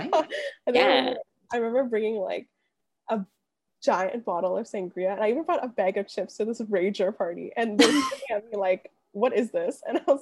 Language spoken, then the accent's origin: English; Ottawa, Ontario, Canada; moved away as an adult; also born or lived in Montreal; So I am from Ottawa, as mentioned previously, and my bracket is I'm Vietnamese, like my family is Vietnamese.